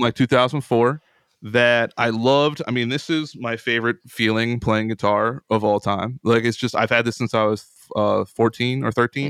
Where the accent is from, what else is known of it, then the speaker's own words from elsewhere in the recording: Central Pennsylvania, United States; I'm from Central Pennsylvania.